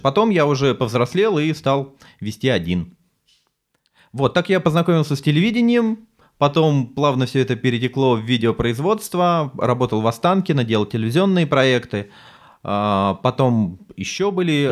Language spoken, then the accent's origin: Russian; Sergiyev Posad, Moscow Oblast, Russia; я сам из Сергиева Посада из Подмосковья